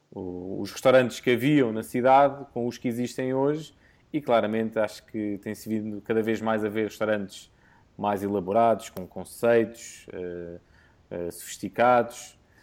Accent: Portugal; como bom português

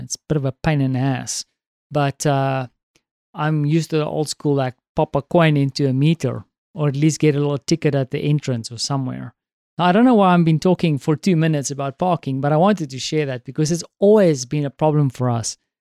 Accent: South Africa; now in Poland; as a South African

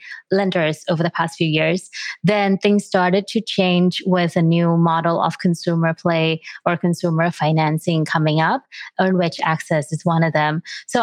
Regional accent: Thailand; I'm personally from Thailand

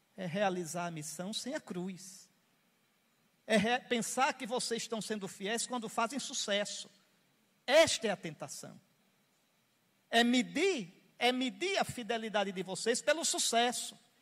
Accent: Northeast Region, Brazil; eu sou nordestino

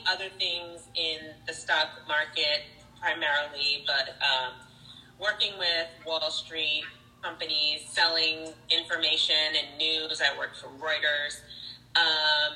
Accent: New York City, New York, United States; I grew up in New York City

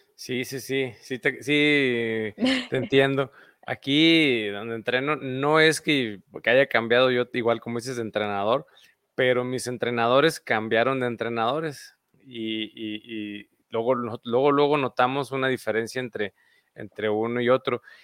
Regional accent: Mexico; Decimos aquí en México

